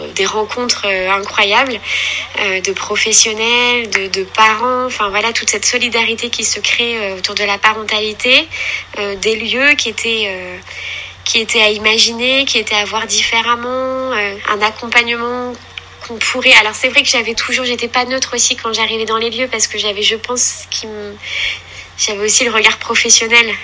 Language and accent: French; Caen, Normandy, France; j'habite en Normandie, voilà, je suis native voilà, de, de Caen.